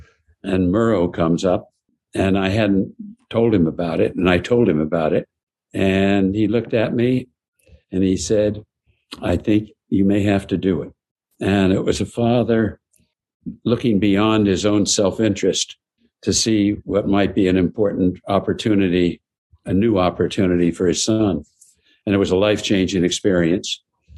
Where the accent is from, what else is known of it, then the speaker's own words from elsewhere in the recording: Los Angeles, California, United States; I was born in the Hollywood Hospital for openers.